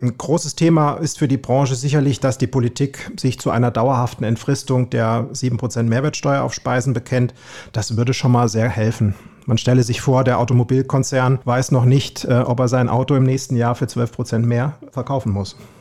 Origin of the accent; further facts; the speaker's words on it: Kassel, Hesse, Germany; Ich bin der aus dem Norden sozusagen, gefühlt aus Hessen Nord, Hessens Norden. Bin 55, gebürtiger Kasselaner